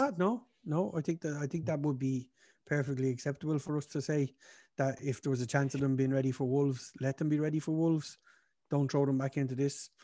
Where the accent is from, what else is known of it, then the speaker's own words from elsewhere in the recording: Ireland; us being Irish